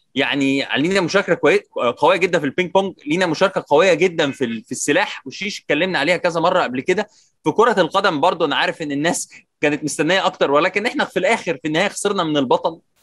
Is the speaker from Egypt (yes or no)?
yes; Egypt